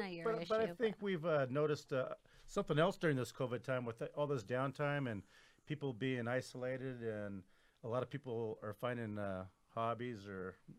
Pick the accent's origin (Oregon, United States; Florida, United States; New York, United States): Oregon, United States; Southern; moved away; also born or lived in Crescent City, California; right at the California Oregon border, the Crescent City side, then over on the Oregon side, okay. Southern Oregon, kind of.